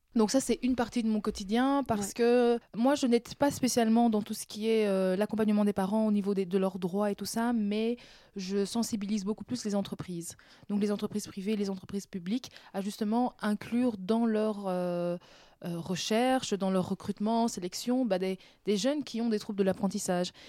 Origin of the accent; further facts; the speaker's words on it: Brussels, Brussels-Capital Region, Belgium; also born or lived in Benin; Je suis pas née à Bruxelles, je suis née en Afrique, au ah. Bénin. Mais euh, je suis arrivée à 4 ans, 4 ans et demi, 5 ans mhm. euh, en Belgique. Et donc là, j'ai habité Boisfort.